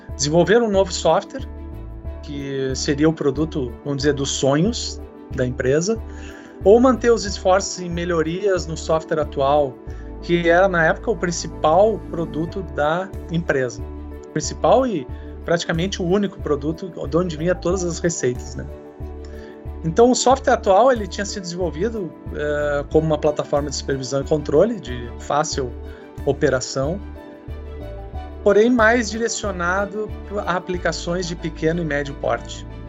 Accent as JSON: {"language": "Portuguese", "region": "Rio Grande do Sul", "country": "Brazil", "also_born_or_lived": "Porto Alegre", "said": "eu sou gaúcho, tenho 49 anos"}